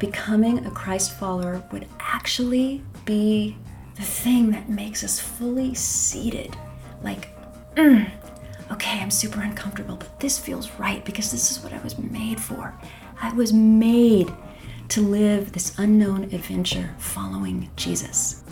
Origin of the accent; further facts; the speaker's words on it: Bellingham, Washington, United States; I grew up in Bellingham, Washington